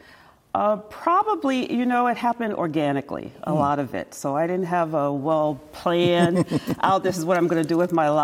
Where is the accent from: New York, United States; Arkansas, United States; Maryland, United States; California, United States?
Maryland, United States; Towson; moved away as an adult; now in San Jose, United States; I'm from Baltimore